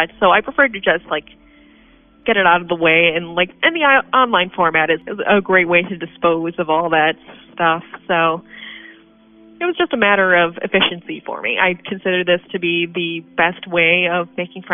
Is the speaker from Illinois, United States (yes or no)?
yes; Geneva, Illinois, United States; born or raised there; also born or lived in Chicago, Illinois